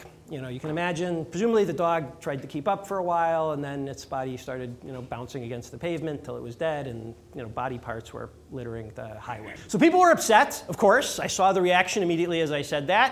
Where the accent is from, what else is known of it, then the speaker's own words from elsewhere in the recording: north suburbs of Chicago, Illinois, United States; I grew up in Illinois, north suburbs of Chicago is where I grew up in the Jewish community there.